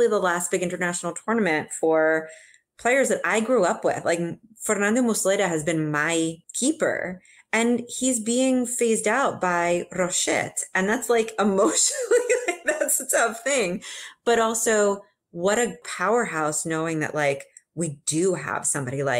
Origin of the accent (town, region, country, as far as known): Uruguay